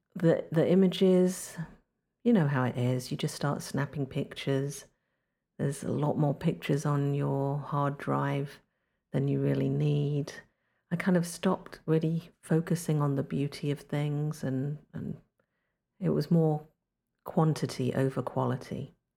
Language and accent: English; London, United Kingdom; now in North Carolina, United States; I'm originally from London, England, but these days I live in North Carolina on the East Coast of the United States